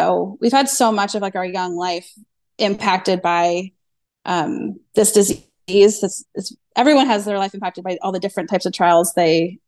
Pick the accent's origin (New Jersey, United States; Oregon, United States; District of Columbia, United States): District of Columbia, United States; Washington; now in Florida, United States; We're living in Florida, but we both lived in different places growing up. He's from Oklahoma. I'm from Washington, D.C.